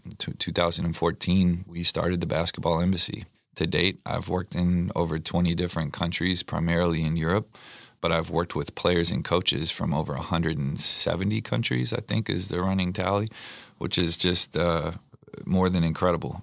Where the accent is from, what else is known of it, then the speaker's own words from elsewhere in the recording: San Antonio, Texas, United States; I was born and raised in San Antonio, Texas